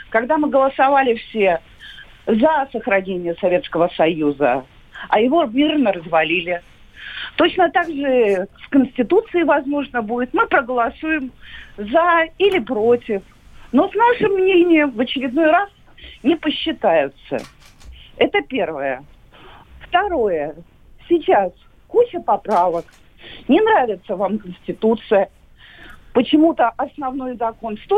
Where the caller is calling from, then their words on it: Kaliningrad, Kaliningrad Oblast, Russia; Я из Калининграда.